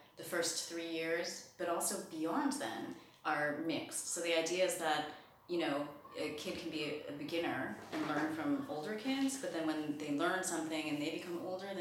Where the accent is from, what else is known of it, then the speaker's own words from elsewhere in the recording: New Jersey, United States; also born or lived in England; now in Germany; I grew up in New Jersey